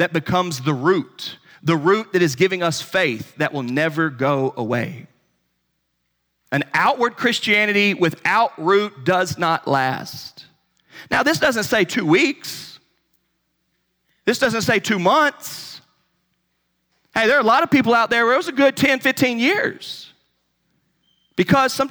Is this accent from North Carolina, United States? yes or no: yes; North Carolina, United States; I'm from North Carolina, you know, in the Bible Belt